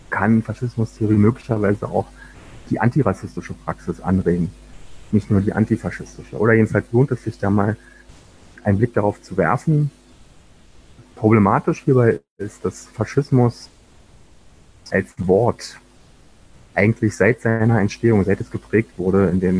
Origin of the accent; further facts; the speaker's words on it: Berlin, Germany; war dann in der ersten Hälfte der 90er Jahre, vor allen Dingen in Ostberlin, wo ich aufgewachsen bin, mit dem nahezu alltäglichen Straßenterror einer neofaschistischen Jugendbewegung konfrontiert